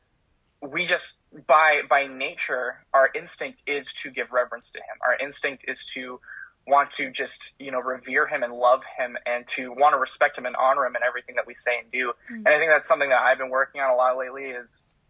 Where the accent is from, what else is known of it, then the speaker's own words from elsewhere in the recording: Minnesota, United States; I am a Minnesotan. I am from the great land of over 10,000 lakes in Minnesota